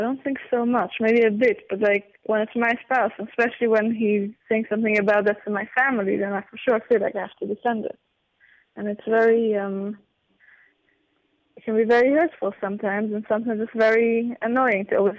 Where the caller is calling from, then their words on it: Israel; From Israel.